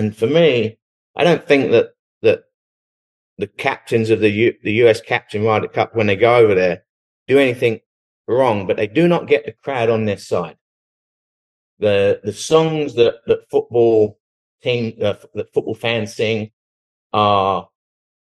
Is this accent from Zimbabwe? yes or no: no; England, United Kingdom; moved away as an adult; now in Dallas, United States; Growing up in England, my dad was Irish and he moved to England